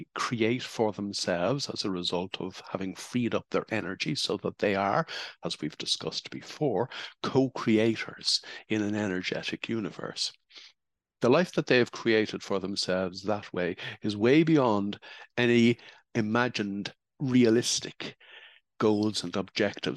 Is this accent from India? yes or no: no; Ireland; the era in which I grew up in Holy Catholic Ireland